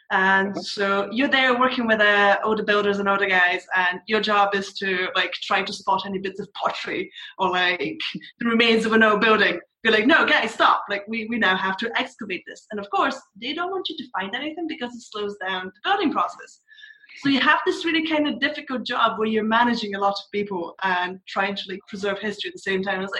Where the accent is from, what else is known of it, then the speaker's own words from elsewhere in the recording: Scotland, United Kingdom; accent: mixture of Scottish and TV accents; also born or lived in Bulgaria; Bulgarian by birth, but I've moved around a lot, and I mostly grew up in Scotland, so my accent is like this really weird mixture, like Scottish and like random things I pick up from TV.